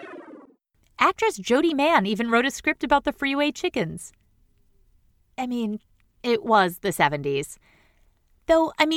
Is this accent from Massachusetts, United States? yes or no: yes; Boston, Massachusetts, United States; I'm from Boston